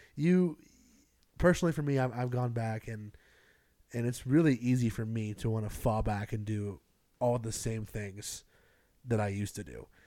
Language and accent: English; Greenville, South Carolina, United States; moved away; I grew up in Greenville, South Carolina